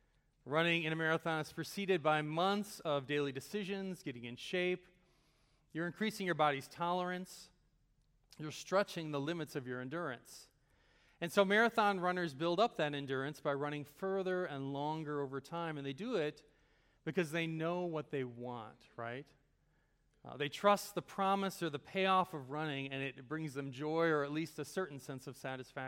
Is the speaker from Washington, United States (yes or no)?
no; Chicago, Illinois, United States; I'm originally from the Chicago area. Is anyone here from that area as well? I don't know. Okay, a few of you maybe. So I grew up in kind of the world of Chicago sports.